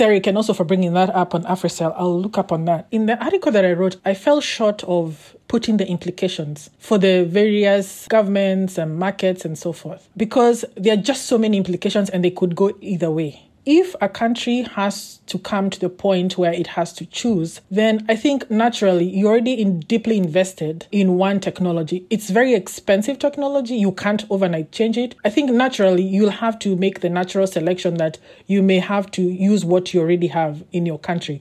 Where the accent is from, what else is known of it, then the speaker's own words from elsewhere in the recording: Kenya; I come from Kenya